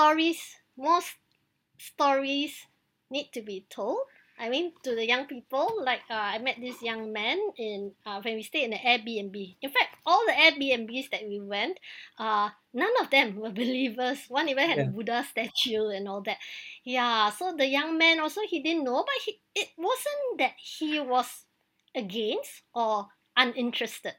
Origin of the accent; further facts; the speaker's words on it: Penang, Malaysia; first language English; At home, we also speak Hokkien, which is our dialect. It's a predominant dialect in Penang